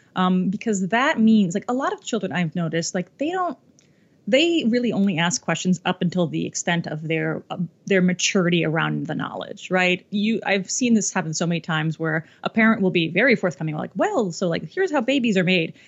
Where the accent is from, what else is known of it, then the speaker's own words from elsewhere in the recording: Ohio, United States; a little baby dyke growing up in Ohio.